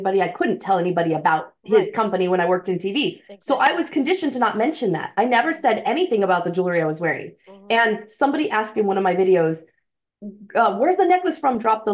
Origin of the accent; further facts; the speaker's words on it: San Antonio, Texas, United States; now in San Diego, United States; I was born in San Antonio